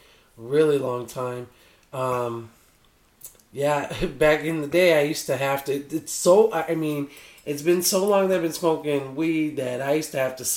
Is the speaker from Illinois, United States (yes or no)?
yes; Chicago, Illinois, United States; moved away as an adult; now in Las Vegas, United States; I'm from Chicago, Illinois, originally the south side of Chicago. I moved here about 3 years ago